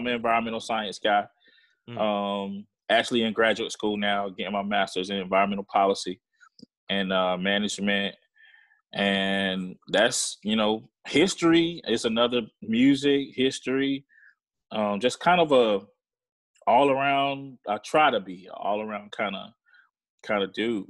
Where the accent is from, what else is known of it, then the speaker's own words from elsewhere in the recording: Hepzibah, Georgia, United States; Like I said, man, I grew up in the Southeast, so I'm a country boy. Mm-hmm. I grew up just meandering around my grandparents' house. You know, they lived out in the countryside, this little city or a little town called Hepzibah, Georgia.